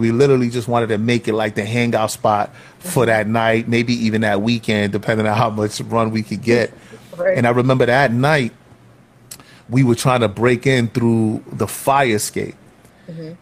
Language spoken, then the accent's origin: English; New York City, New York, United States; Growing up in Soundview, and and I kind of split my time between Soundview projects and Watson